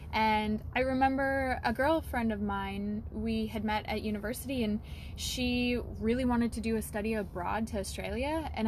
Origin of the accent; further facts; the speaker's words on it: Leslie, Saskatchewan, Canada; So I grew up here in Saskatchewan in a tiny little town called Leslie. I think the population is maybe 10 people. It's not even, it's like a special service area now. It used to be like a town and then a village and then a hamlet.